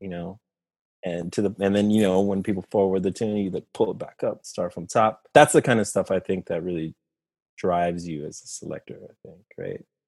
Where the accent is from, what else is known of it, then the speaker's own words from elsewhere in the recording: Costa Rica; I'm from Costa Rica, you know, Central America.